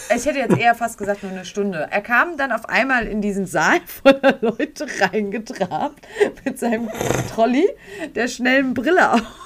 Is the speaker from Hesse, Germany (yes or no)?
yes; Frankfurt, Hesse, Germany; Wir kommen aus Frankfurt